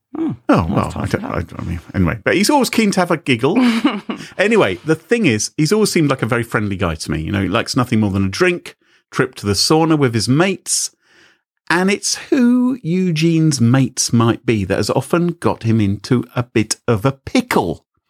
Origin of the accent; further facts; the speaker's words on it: United Kingdom; I'm British